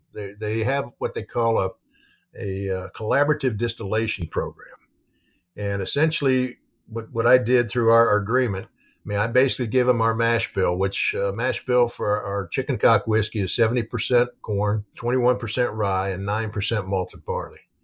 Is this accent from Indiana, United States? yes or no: yes; New Albany, Indiana, United States; where I grew up in New Albany, which is the, the, the, city right next to Floyd's Knobs